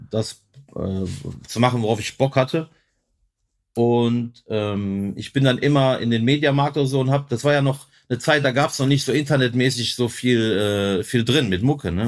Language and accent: German; Germany; Weil ich bin ja hier in Germany geboren, ich war hier in der Schule, aber du bist halt auch Kroate